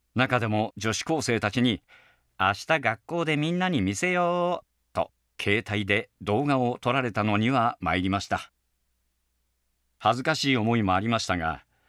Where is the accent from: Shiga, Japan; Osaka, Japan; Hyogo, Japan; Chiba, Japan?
Shiga, Japan; moved away; also born or lived in Niigata; 僕も滋賀出身なんですよ